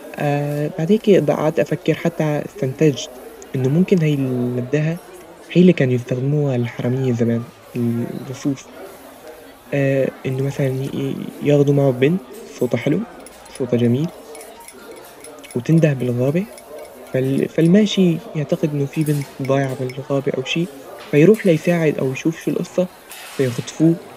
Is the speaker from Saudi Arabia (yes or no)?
no; Syria; now in Egypt; عندنا في سوريا